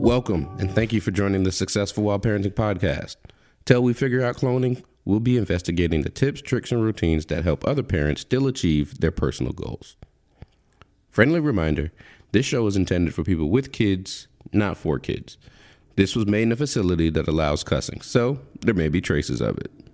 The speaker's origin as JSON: {"language": "English", "region": "Florida", "country": "United States", "tie": "born or raised there", "said": "I grew up in Florida"}